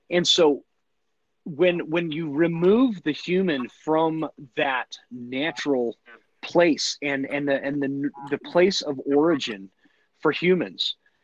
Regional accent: United States; as an American

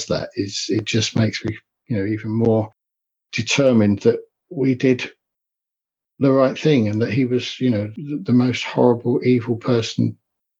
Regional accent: Enfield, London, United Kingdom; I grew up in North London in Enfield

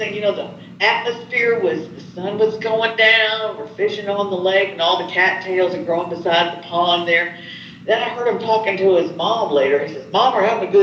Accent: East Tennessee, United States; also born or lived in Chicago, Illinois; I'm in East Tennessee outside of Knoxville

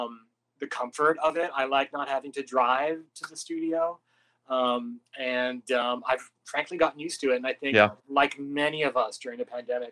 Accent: Canada; now in Los Angeles, United States; I'm from Canada

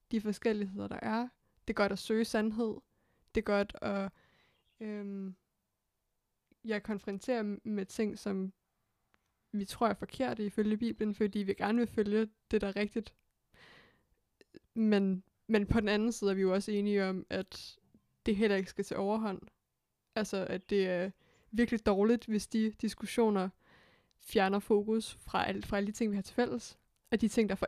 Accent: Hillerød, Capital Region of Denmark, Denmark; jeg voksede op i Hillerød

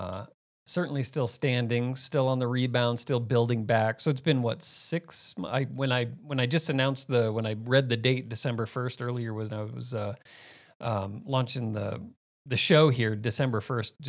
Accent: Phoenix, Arizona, United States; moved away; also born or lived in Miami, Florida; I spent most of my time in Phoenix.

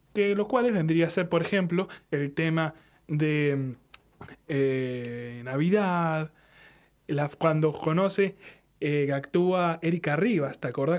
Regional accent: Argentina; somos argentinos

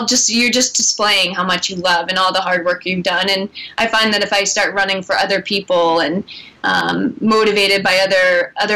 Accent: Boston, Massachusetts, United States; now in Portland, United States; my hometown

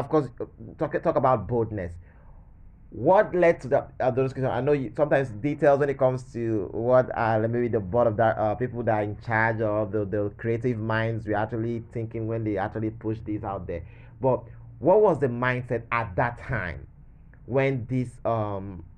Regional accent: Nigeria; as a Nigerian, as a black person

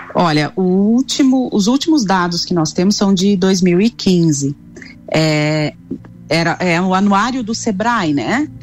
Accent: São Miguel do Oeste, Santa Catarina, Brazil; moved away as an adult; now in Lages, Brazil; Sou natural de São Miguel do Oeste, mas moro aqui em Lages há 20 anos, então eu já sou lagiana

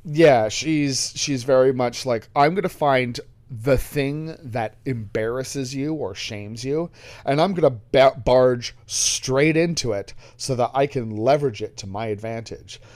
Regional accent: England, United Kingdom; being English

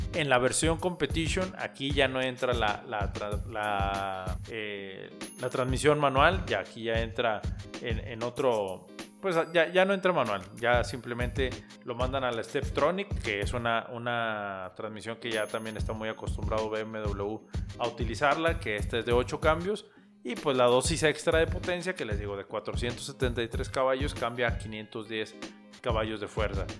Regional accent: Mexico; como nacionales, como mexicanos

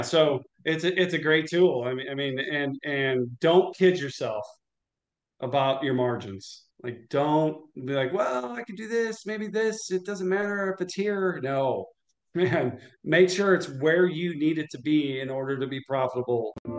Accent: Illinois, United States; also born or lived in St. Louis, Missouri; lived in Illinois, went to high school in Illinois

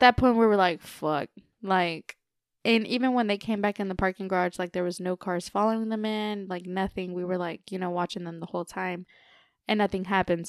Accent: Texas, United States; we're from Texas

